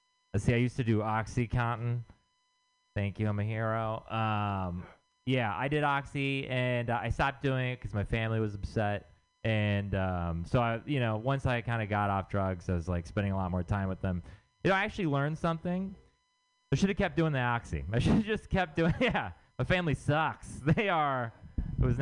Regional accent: Texas, United States; moved away; I'm from Texas

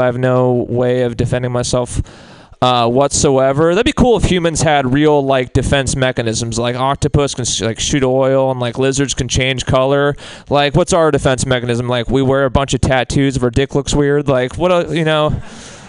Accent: Marin County, Bay Area, California, United States; I'm from Marin

